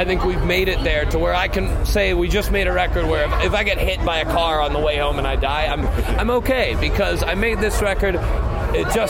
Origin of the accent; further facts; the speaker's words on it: Los Angeles, California, United States; We live like an hour away. We're from Los Angeles